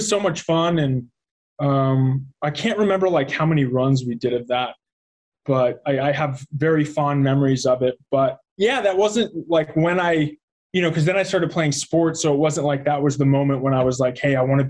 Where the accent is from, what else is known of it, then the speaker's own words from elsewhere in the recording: Arizona, United States; also born or lived in Columbia, Maryland / Chicago; was in Chicago until third grade, and then we moved to Arizona, and was there pretty much most of my life